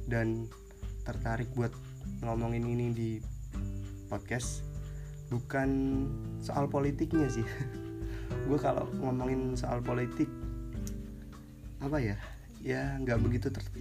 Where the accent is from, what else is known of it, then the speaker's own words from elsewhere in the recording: Pekalongan, Central Java, Indonesia; soalnya gini di uh, di daerah gue di Pekalongan nih lagi musim transisi gitu